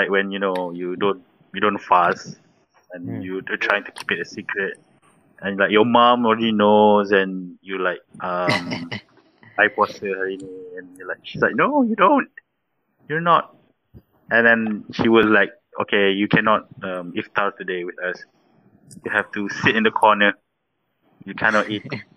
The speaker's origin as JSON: {"language": "English", "country": "Malaysia", "said": "as a Malaysian, maybe I have a different childhood"}